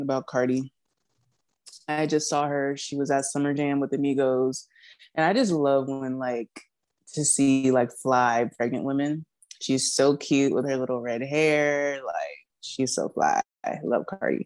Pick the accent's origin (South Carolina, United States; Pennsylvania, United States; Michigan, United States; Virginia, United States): South Carolina, United States; Charleston; also born or lived in Dallas, Texas; I'm originally from Charleston, born and raised here